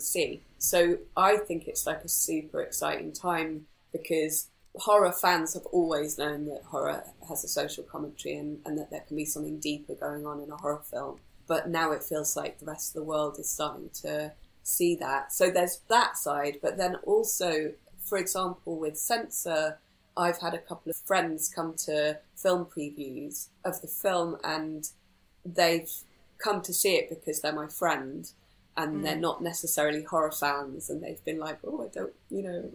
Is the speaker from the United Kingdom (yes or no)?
yes; Wales, United Kingdom; also born or lived in Aberystwyth; I grew up in Wales, in rural countryside, but eventually moved to the closest bigger town, which was Aberystwyth.